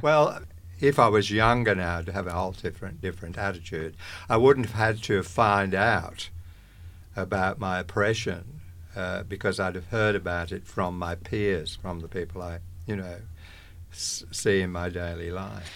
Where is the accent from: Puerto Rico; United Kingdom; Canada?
United Kingdom; England; moved away as an adult; now in Australia; I was born in England, came to Australia in nineteen sixty-six.